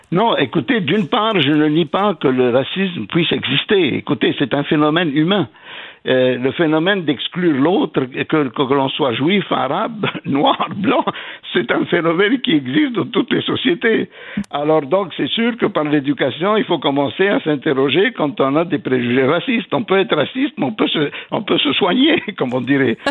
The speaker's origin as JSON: {"language": "French", "region": "Quebec", "country": "Canada", "said": "en tant que Québécois"}